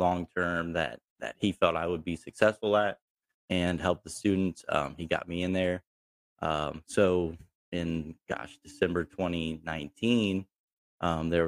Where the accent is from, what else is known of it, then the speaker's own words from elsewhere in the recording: Pataskala, Ohio, United States; I grew up in Pataskala, graduated from Watkins Memorial in 2013